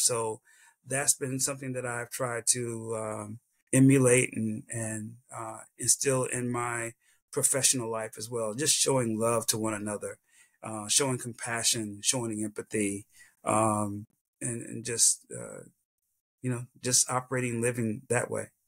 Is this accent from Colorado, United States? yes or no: no; South Carolina, United States; this little kid from South Carolina